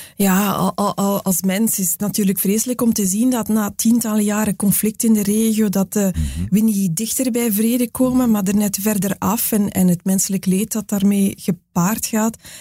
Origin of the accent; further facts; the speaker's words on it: Belgium; wij als Belgen